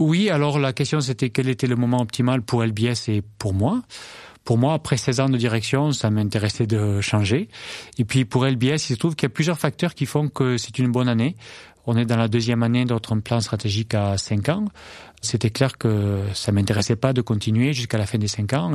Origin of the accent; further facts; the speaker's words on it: France; moved away as an adult; also born or lived in Minneapolis / London / Wisconsin; je rentre en France, euh, pour être agriculteur